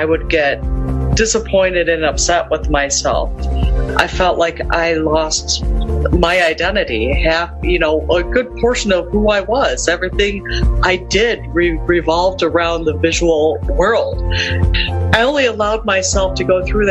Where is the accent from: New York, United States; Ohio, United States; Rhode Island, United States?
Ohio, United States; Lakewood; I'm from Lakewood, Ohio